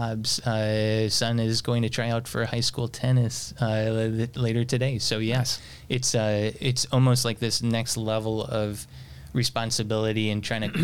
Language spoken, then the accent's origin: English; Chicago, Illinois, United States; moved away as an adult; now in Indianapolis, United States; Not originally from Indianapolis, grew up in the Chicagoland area